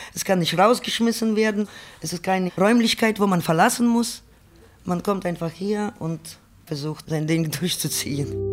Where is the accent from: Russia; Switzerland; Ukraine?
Ukraine; German is a second language; moved away as an adult; also born or lived in Berlin, Germany; now in Germany